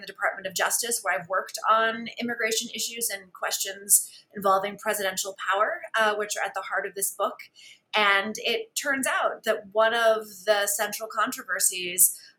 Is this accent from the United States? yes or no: yes; San Antonio, Texas, United States; since I was a teenager growing up in San Antonio, Texas. I come from a family that is in the United States because of immigration, and I grew up in a context of bilingualism and biculturalism